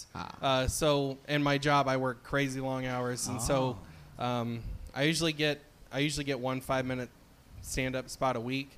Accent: United States; now in Michigan, United States; I live up in Michigan, but I'm originally from the Kansas-Oklahoma area.

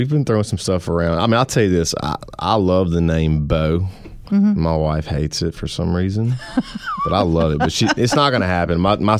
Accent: Louisiana, United States; I'm from Louisiana

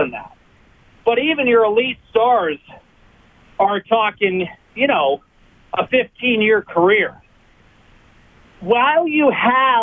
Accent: United States; moved away; my home country

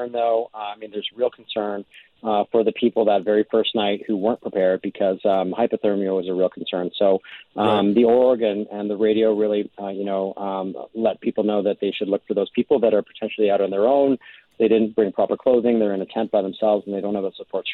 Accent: Winnipeg, Manitoba, Canada; I'm from Winnipeg, so I'm used to walking on the ice

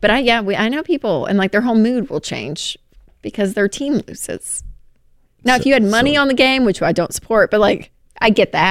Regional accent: the South, United States; I grew up in the South

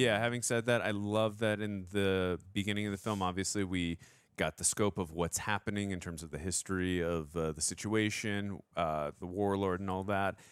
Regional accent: United States; as an American

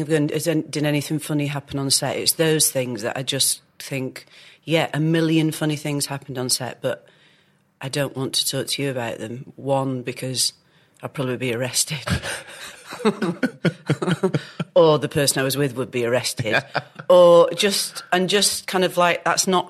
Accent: Oldham, North West England, United Kingdom; also born or lived in Manchester / Chorlton-cum-Hardy; I grew up in Manchester, really, for the first... From being little, those are my memories of being in Manchester at my grandparents' house in Chalton-cum-Hardy. And my mum and dad, we moved to the other side of Oldham, Saddleworth, right. When I was about six or seven

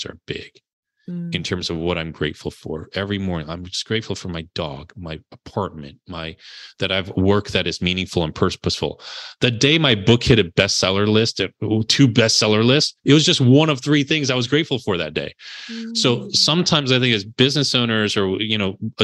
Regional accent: New Jersey, United States; also born or lived in Connecticut; I'm from Jersey, so I talk a little salt here

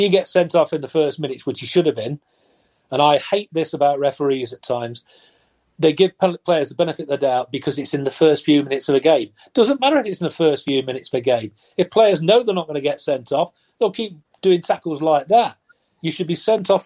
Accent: Nottingham, East Midlands, United Kingdom; I'm born and bred Nottingham. I was lucky enough to play for my hometown team

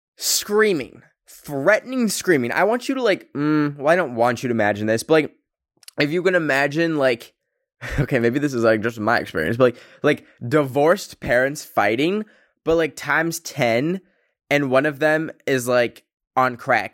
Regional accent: Canada; I come from Canada, which the two official languages are English and French, and my school's literal name was in French

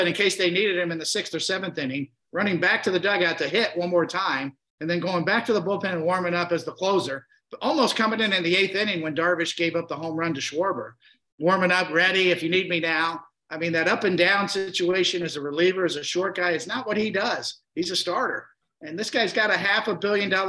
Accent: United States; growing up in America

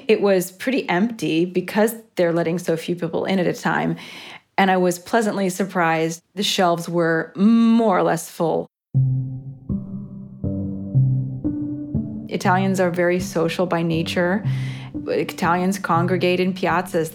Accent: United States; moved away as an adult; now in Rome, Italy; I'm an American citizen living in Rome, Italy for the past 15 years

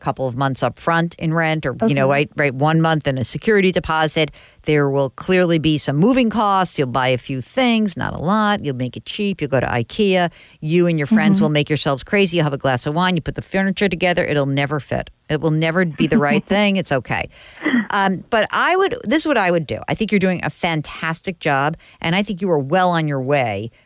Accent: New York, United States; I'm from New York

